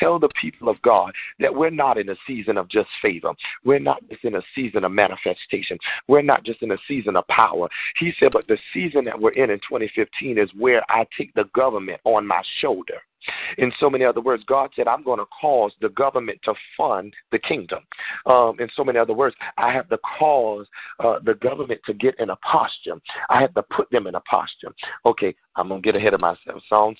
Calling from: Georgia, United States; I know that I'm calling from Georgia, so to many of you, I might have a slightly different accent

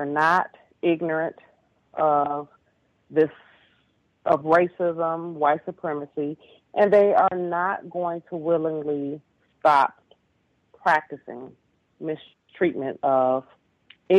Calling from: Detroit, Michigan, United States; I'm calling from Detroit

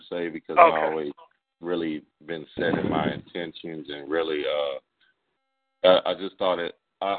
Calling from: Houston, Texas, United States; Houston, Texas.

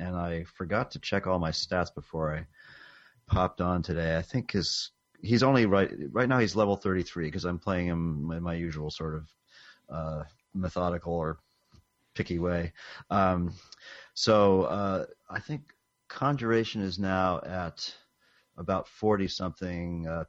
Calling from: Western Massachusetts, United States; I'm calling in from Western Massachusetts.

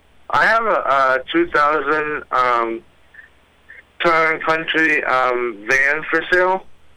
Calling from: Gorham, Maine, United States; I am calling from Gorham, Maine.

